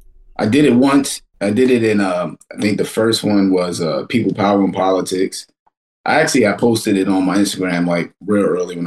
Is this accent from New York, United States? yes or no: yes; New York City, New York, United States; I'm from Kensington, which is like one street over from where Flatbush begins.